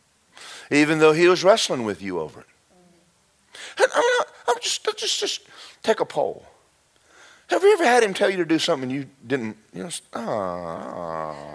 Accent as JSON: {"language": "English", "region": "Southern US", "country": "United States", "moved": "as an adult", "lives_now": "Florida, United States", "said": "I'm not from Florida. Where I'm from is four seasons"}